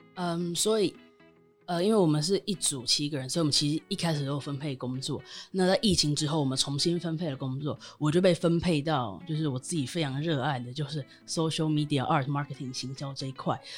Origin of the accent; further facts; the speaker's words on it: Taiwan; moved away as an adult; also born or lived in United Kingdom; 当时我人在英国，但我身为台湾人